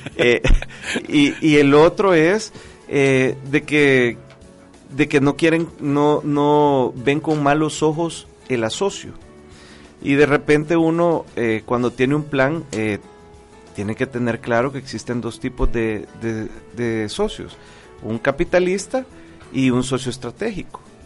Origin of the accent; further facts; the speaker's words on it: El Salvador; como salvadoreños